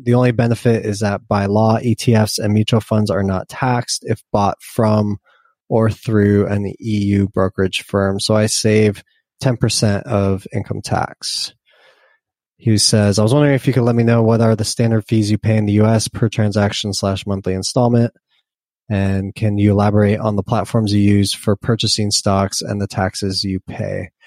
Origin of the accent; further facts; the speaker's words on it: United States; I'm an American